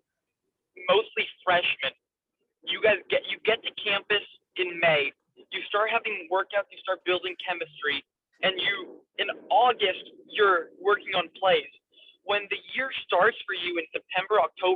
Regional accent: Texas, United States; I'm from Texas

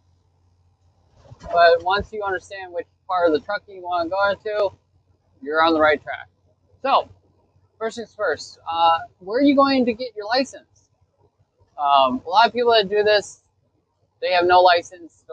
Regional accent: Chicago, Illinois, United States; I'm from Chicagoland.

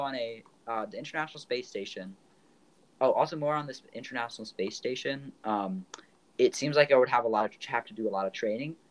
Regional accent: United States; as an American

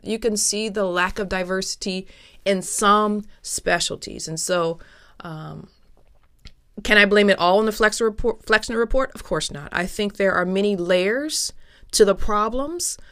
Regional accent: Toledo, Ohio, United States; also born or lived in Milwaukee, Wisconsin; growing up where I grew up, which was Toledo, Ohio. I'm originally from Toledo, Ohio

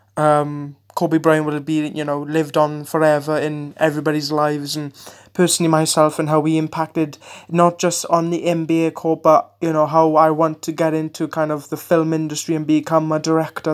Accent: Wales, United Kingdom; I'm, I'm, uh, from the U K, I'm Welsh

